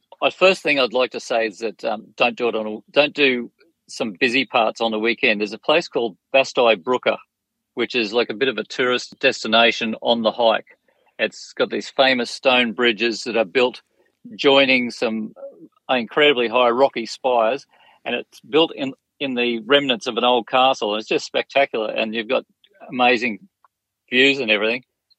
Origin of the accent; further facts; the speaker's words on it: Australia; As an Australian